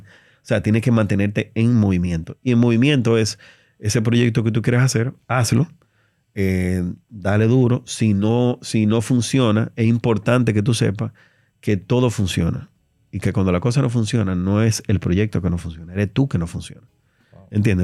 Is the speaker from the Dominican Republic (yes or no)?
yes; Dominican Republic; soy un, dominicano